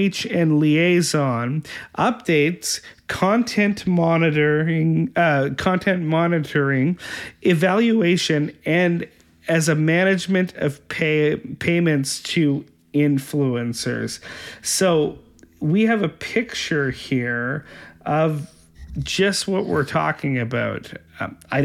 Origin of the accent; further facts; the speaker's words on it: Winnipeg, Manitoba, Canada; I'm from Winnipeg